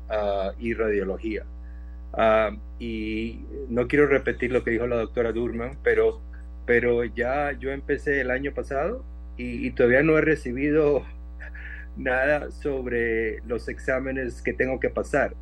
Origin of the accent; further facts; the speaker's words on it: Costa Rica; moved away as an adult; now in Phoenix, United States; sí soy costarricense, nací en Costa Rica, y, pero vine a estudiar a Estados Unidos desde la universidad